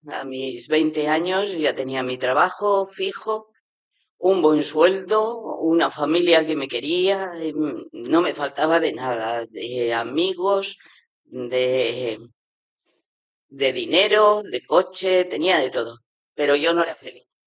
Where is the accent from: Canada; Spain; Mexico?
Spain; Navarre; moved away as an adult; also born or lived in China; soy de Navarra